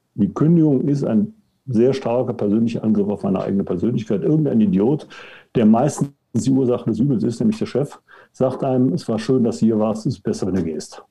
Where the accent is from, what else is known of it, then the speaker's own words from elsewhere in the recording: Cologne, North Rhine-Westphalia, Germany; now in Munich, Germany; geboren in Köln, wohnhaft in München